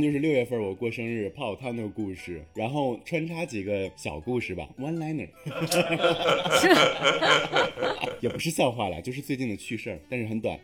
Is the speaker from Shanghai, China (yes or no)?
no; Xi'an, Shaanxi, China; 我们西安叫狗家